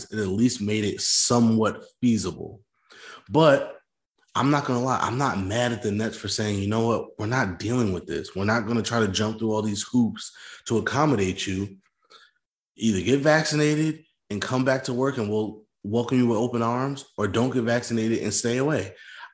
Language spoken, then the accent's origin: English; New Jersey, United States; we're from New Jersey